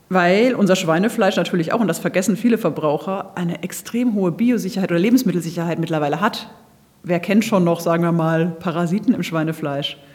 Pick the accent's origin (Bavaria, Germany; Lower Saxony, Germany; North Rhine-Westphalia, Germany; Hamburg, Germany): Bavaria, Germany; Ich komme aus Franken und äh, da wirklich in einer ganz kleinbäuerlichen Haltung